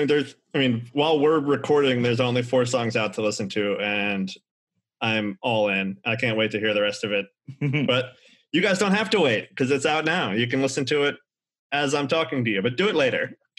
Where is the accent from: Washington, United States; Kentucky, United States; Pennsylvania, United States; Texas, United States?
Pennsylvania, United States; Yeah, I used to be that way with my hometown, which is just a Philadelphia suburb.